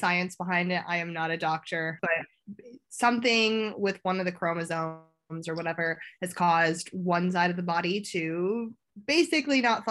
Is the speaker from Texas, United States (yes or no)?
no; a small town outside of Chicago, Illinois, United States; moved away as an adult; now in London, United Kingdom; I'm from a small town outside of Chicago.